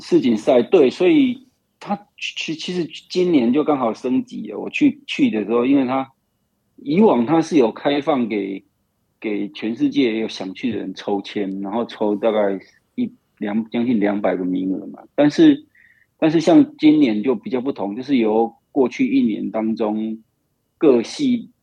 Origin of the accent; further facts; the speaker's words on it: Taiwan; 对我们台湾人来讲就还好